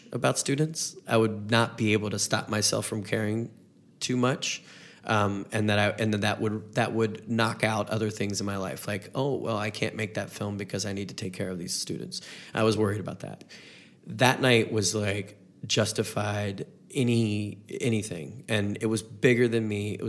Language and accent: English; North Carolina, United States; moved away as an adult; now in Missouri, United States; I'm from the South, I'm from a different part of the South, North Carolina